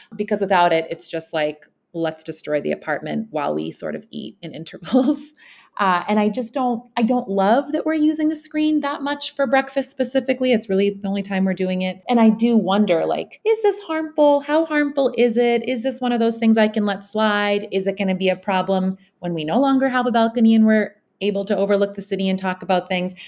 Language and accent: English; Bosnia & Herzegovina; moved away; I am actually spending a six-month period with my son in my home country. I'm in Bosnia with him.